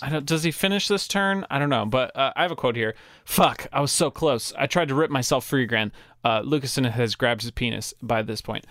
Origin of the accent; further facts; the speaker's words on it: New Mexico, United States; We're from New Mexico, and we speak so much Spanish